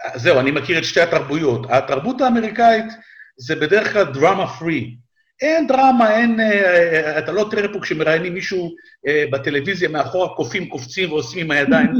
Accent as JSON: {"language": "Hebrew", "country": "Israel", "tie": "born or raised there", "moved": "as an adult", "lives_now": "United States", "said": "כמעט 40 שנה הייתי בישראל, עברתי שם, עברתי שם כמה מלחמות, אפרופו מלחמות, עברתי כמה מלחמות בתור ילד, בתור נער, בתור חייל"}